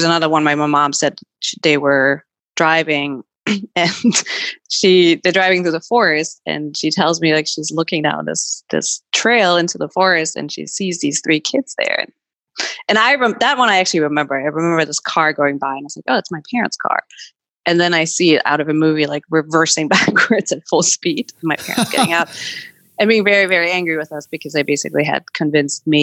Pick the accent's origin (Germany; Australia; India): Germany; moved away as an adult; now in New York, United States; I was born and raised in Germany